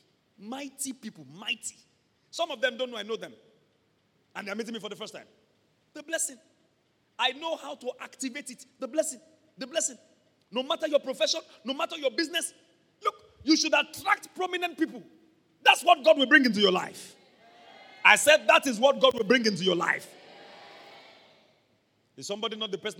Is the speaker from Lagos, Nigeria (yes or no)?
no; Ibadan, Oyo, Nigeria; I'm from Mokola